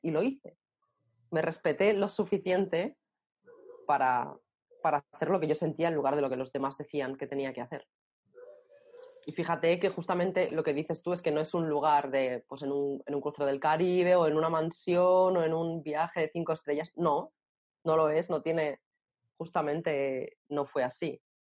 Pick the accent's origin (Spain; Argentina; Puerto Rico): Spain; Barcelona, Catalonia; nací en Barcelona